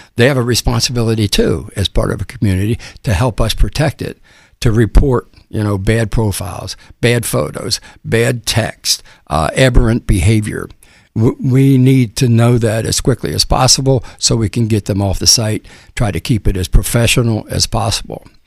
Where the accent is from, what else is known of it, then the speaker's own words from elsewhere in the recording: Cincinnati, Ohio, United States; moved away as an adult; now in Tampa, United States; I grew up in Cincinnati